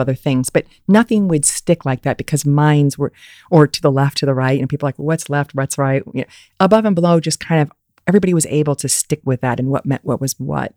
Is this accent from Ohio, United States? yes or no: no; Fort Wayne, Indiana, United States; moved away as an adult; also born or lived in Ann Arbor, Michigan; I grew up in Fort Wayne, Indiana